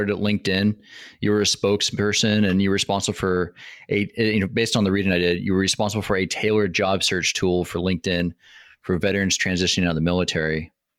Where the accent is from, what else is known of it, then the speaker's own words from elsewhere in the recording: Washington, United States; you live in my home state in Washington.